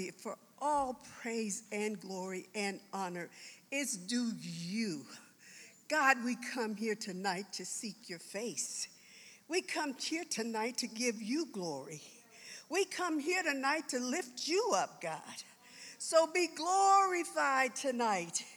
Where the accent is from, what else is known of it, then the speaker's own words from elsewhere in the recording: Washington, District of Columbia, United States; moved away as an adult; also born or lived in South Carolina / Arlington, Virginia; now in Colorado, United States; I was born in South Carolina. I was raised in Washington, D.C., in the Virginia area. I graduated from high school in Arlington, Virginia